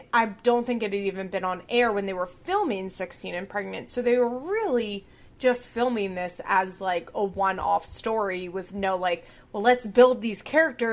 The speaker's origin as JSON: {"language": "English", "area": "Chester County", "region": "Pennsylvania", "country": "United States", "said": "We're both from Chester County, Pennsylvania"}